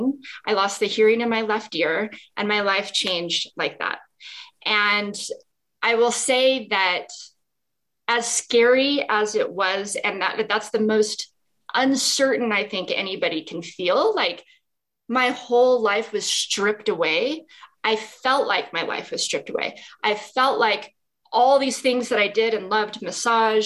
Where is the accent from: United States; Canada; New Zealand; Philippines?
United States; Las Vegas, Nevada; moved away as an adult; also born or lived in Salt Lake City, Utah; when I was young, I grew up in Las Vegas.